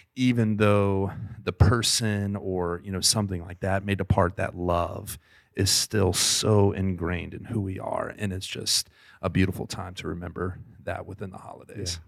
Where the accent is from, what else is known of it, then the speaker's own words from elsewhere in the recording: the South, United States; I grew up in the South. Well, we both kind of grew up in the South, but I grew up in the true South